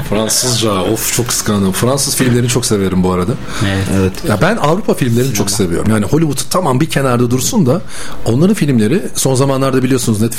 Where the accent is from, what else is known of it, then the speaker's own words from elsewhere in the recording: İzmit, Kocaeli, Turkey; moved away as an adult; also born or lived in Ankara; İzmitliyim. Doğma büyüme.